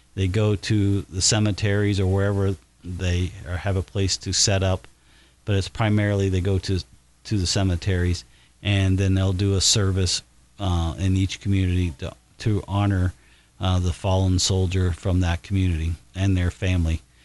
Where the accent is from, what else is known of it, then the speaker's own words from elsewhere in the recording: Batesville, Indiana, United States; as a youngster growing up in Batesville